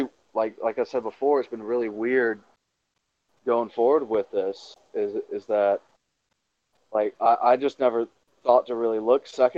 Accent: Georgia, United States; my hometown, but we have like the second highest murder rate per capita in the entire state.

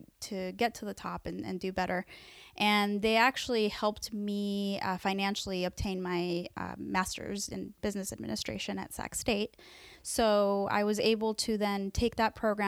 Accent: Mexico City, Mexico; moved away; I was born in Mexico City

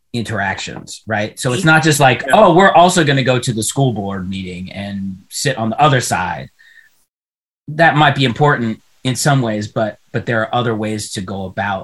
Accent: Pittsburgh, Pennsylvania, United States; I'm from Pittsburgh

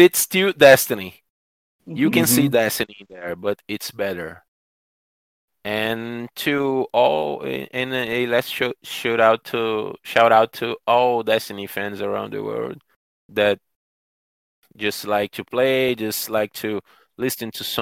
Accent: Brazil; English is a second language; my community in Brazil

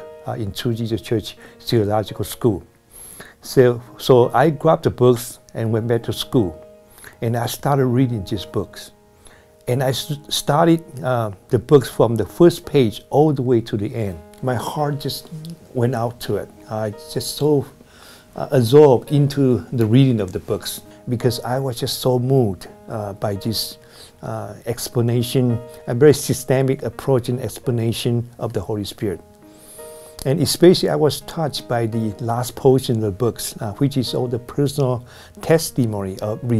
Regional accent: Taiwan; moved away as an adult; now in Bay Area, United States; when I finished my military service and I came back to Taiwan

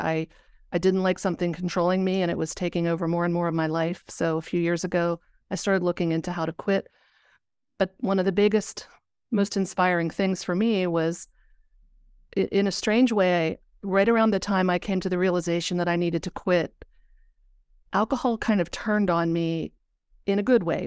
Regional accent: Pennsylvania, United States; I'm from Pennsylvania.

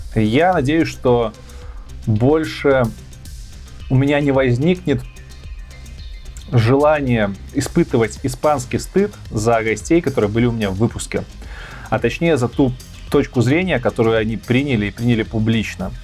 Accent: Belarus; moved away as an adult; also born or lived in Minsk, Belarus / Kyiv, Ukraine; now in Poland; я никогда в жизни не хотел уезжать из Беларуси. Да, я там жил, я там вырос, все детство, школа, университет

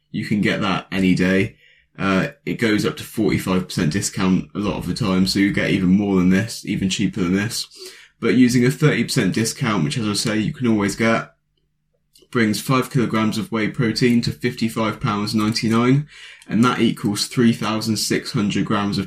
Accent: United Kingdom; I'm a British lad

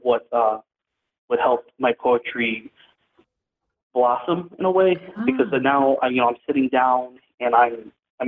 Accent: New York City, New York, United States; moved away; also born or lived in Detroit, Michigan; I would consider myself a New Yorker since I grew up in the Bronx.

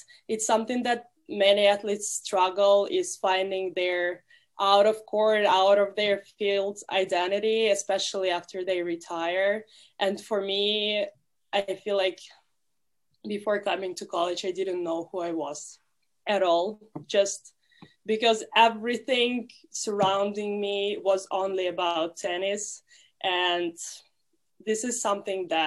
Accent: Russia; now in United States; I'm from Russia

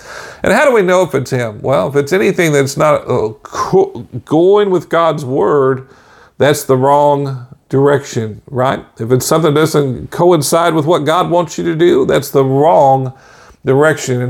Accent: Bethany, Oklahoma, United States; also born or lived in Warr Acres, Oklahoma / Tulsa, Oklahoma; I was growing up in Bethany, Oklahoma, raised in War Acres, Oklahoma, you know, and Oklahoma City, that area

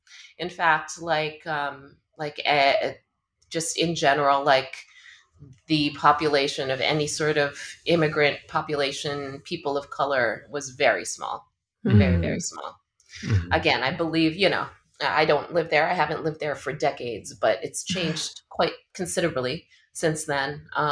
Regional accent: New York, United States; born or raised there; also born or lived in Manila, Philippines

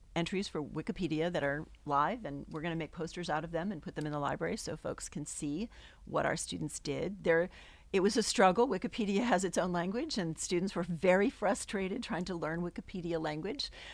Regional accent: New England, United States; also born or lived in New York; I grew up in New England, and I moved back here

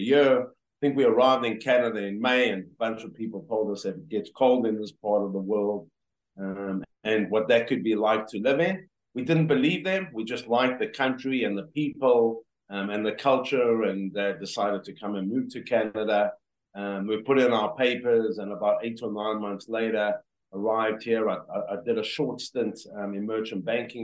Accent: South Africa; moved away as an adult; born and raised in South Africa

